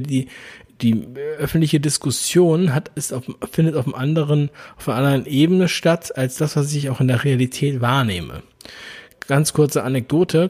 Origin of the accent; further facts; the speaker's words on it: Berlin, Germany; Berlin ist nun mal meine Geburtsstadt